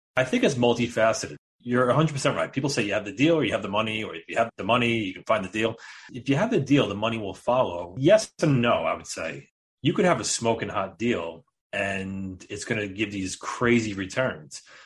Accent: New York, United States; We are both from New York

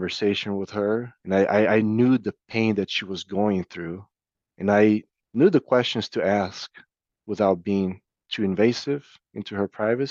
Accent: Brazil; now in Iowa, United States; At that time, I was still living in Brazil. I'm originally from Brazil, so my family was there.

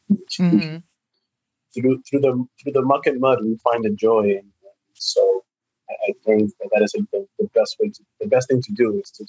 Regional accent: New York City, New York, United States; growing up in Washington Heights, you grew up believing that Dominican was a race.

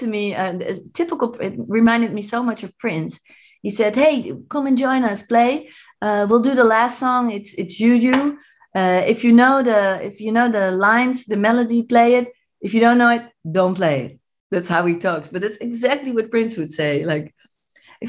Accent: Amsterdam, North Holland, Netherlands; moved away; I'm from Amsterdam

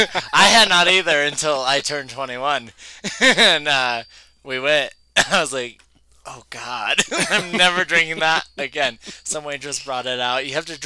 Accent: Albuquerque, New Mexico, United States; when you're born and raised in New Mexico, I was born and raised in Albuquerque, and you stay in Albuquerque, and you get a job in Albuquerque.

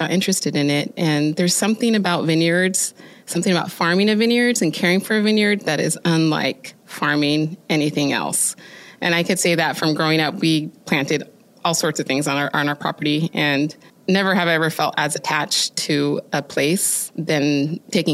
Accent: Oregon, United States; growing up in Oregon

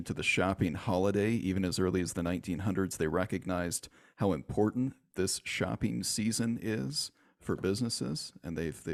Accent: Michigan, United States; moved away; Growing up in Michigan

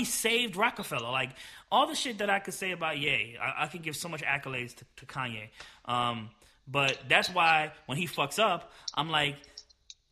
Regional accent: New Jersey, United States; I'm from Jersey, so I know a lot of Haitians

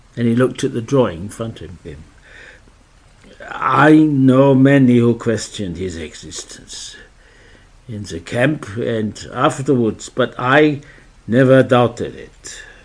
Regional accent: Australia; also born or lived in Adelaide; I'm from Australia

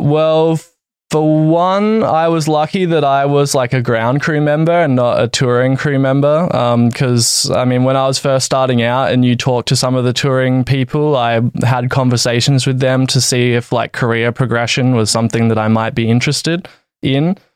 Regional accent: Adelaide, South Australia, Australia; moved away as an adult; also born or lived in Valencia, Spain; I'm from Adelaide, Australia

